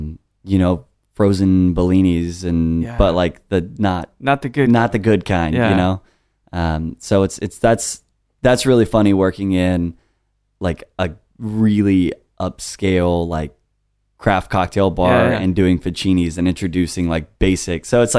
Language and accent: English; Austin, Texas, United States; moved away as an adult; also born or lived in Denton, Texas; now in Dallas, United States; So I grew up here in Austin